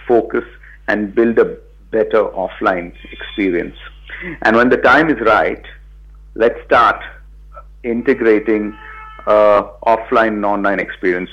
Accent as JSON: {"language": "English", "town": "Mumbai", "region": "Maharashtra", "country": "India", "also_born_or_lived": "Bangalore", "said": "I'm from Bombay and I, I'd come back to India."}